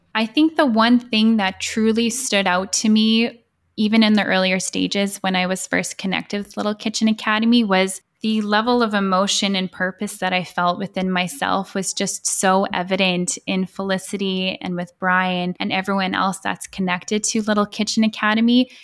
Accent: Edmonton, Alberta, Canada; moved away as an adult; now in Vancouver, Canada; I'm from Edmonton, and yes, I moved to Vancouver about six years ago

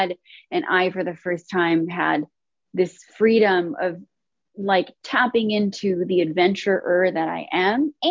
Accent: Chino, California, United States; moved away as an adult; now in New York, United States; Born and raised in Chino, California, and did not leave my hometown till December 25th of last year

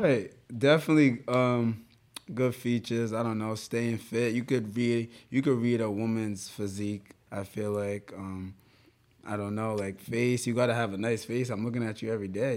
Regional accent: Rhode Island, United States; we're from Rhode Island, bro. Everybody knows everybody.

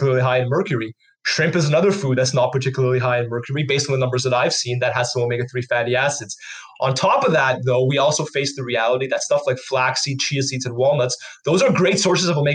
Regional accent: Canada; we're from Canada

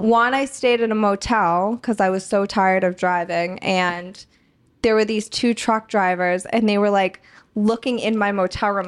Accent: Boston, Massachusetts, United States; moved away as an adult; now in Los Angeles, United States; I don't know that I could live back in Boston

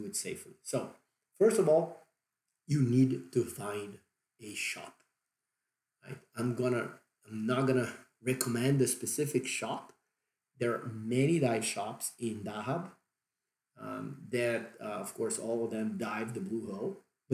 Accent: Brazil; accent: Brazilian; English is a second language; that's my Brazilian accent kicking

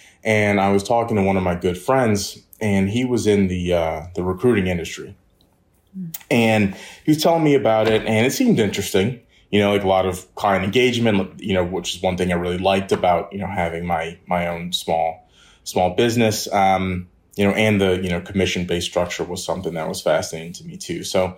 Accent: Maryland, United States; I'm originally from the Maryland area. I grew up there, stayed local for undergrad, went to UMD.

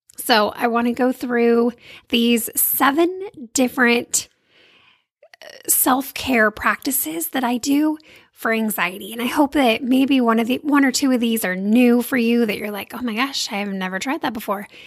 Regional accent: California, United States; I grew up in California

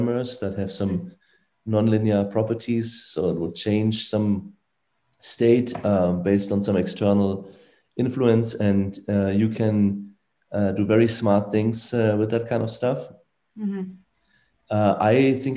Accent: Frankfurt, Hesse, Germany; I grew up in Frankfurt, Germany, most of the time

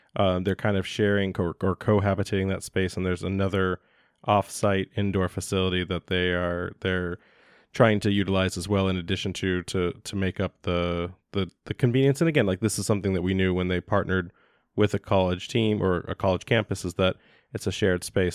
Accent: United States; as an American citizen

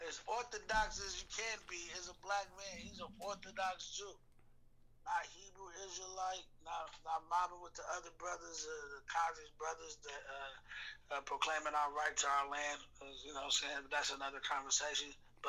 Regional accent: Chicago, Illinois, United States; I'm born from Chicago. You feel me? I'm from Chicago, but hell no.

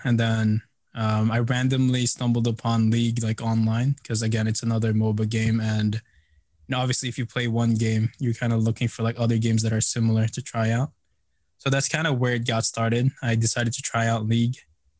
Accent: Philippines; So I, you know, I'm Filipino. Growing up, we kind of always visited the Philippines.

